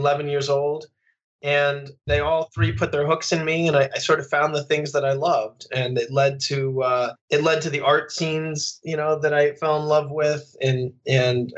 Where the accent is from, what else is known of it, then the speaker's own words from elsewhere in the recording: Phoenix, Arizona, United States; where I grew up in Phoenix.